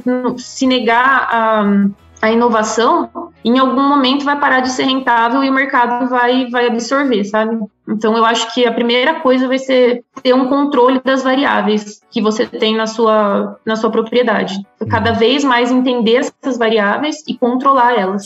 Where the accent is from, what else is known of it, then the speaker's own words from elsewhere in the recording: Brazil; moved away as an adult; also born or lived in Australia; now in Switzerland; desde que eu saí do Brasil, eu tenho orgulho de ser brasileira